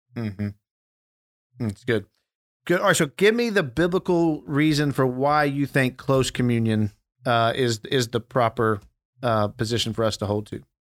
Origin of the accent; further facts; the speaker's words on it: Dallas, Texas, United States; we, we grew up in Dallas